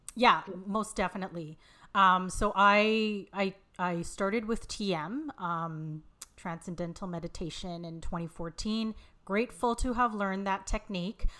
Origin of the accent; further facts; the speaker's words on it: Vancouver, British Columbia, Canada; also born or lived in Montreal, Canada; they move out west to Vancouver, where I, where I live now.